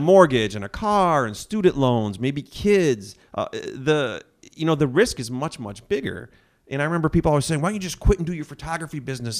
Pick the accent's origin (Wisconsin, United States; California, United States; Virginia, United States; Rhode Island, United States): Wisconsin, United States; Grafton; also born or lived in Menomonee Falls, Wisconsin / Thiensville, Wisconsin / Brown Deer, Wisconsin / Milwaukee, Wisconsin; grew up in Grafton, Wisconsin